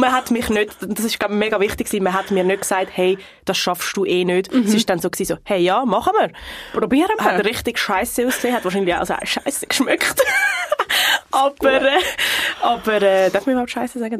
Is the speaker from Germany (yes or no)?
no; North Region, Brazil; moved away; von der Region, wo ich herkomme im Norden